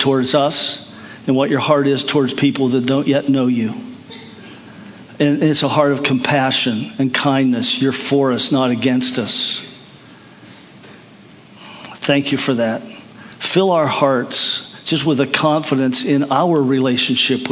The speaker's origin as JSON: {"language": "English", "country": "United States", "said": "I'm from America"}